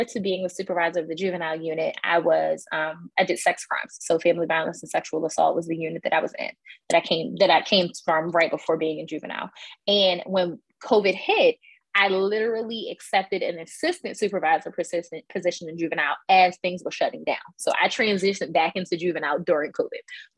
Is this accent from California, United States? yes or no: no; Philadelphia, Pennsylvania, United States; I grew up in Northwest Philadelphia in Mount Airy